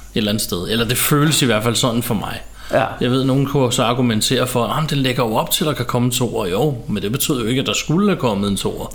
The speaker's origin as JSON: {"language": "Danish", "town": "Ballerup", "region": "Capital Region of Denmark", "country": "Denmark", "tie": "born or raised there", "said": "jeg voksede op ude i Ballerup"}